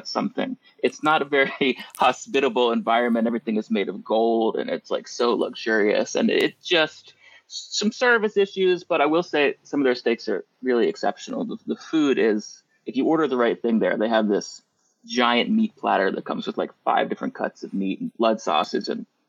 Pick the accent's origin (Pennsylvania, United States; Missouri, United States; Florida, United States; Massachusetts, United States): Florida, United States; South; I grew up in South Florida